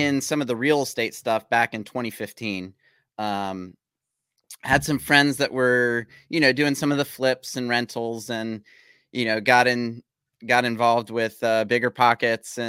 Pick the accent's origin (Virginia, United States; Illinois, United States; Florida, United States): Virginia, United States; Virginia Beach; I'm born and raised in Virginia Beach, Chesapeake area